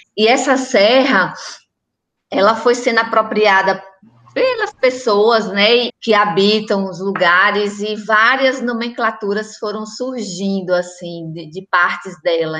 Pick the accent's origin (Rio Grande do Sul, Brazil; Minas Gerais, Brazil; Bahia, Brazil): Bahia, Brazil; Antônio Gonçalves; Eu já nasci na Itinga, pelas mãos da parteira mãe Júlia